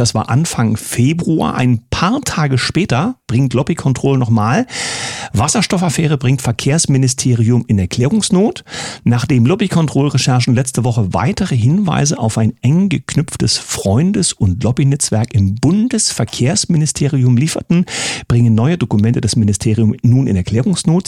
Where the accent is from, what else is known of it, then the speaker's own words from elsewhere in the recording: East Germany, Germany; als Ossi